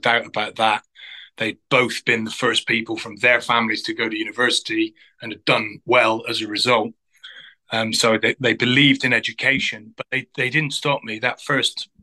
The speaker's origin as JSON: {"language": "English", "town": "Glastonbury", "region": "South West England", "country": "United Kingdom", "tie": "born or raised there", "said": "I grew up in Glastonbury in Somerset"}